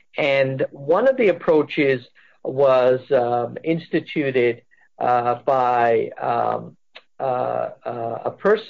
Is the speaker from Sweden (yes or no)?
no; England, United Kingdom; also born or lived in United States; I had of this Indian heritage, even though, I grew up partly in England and partly here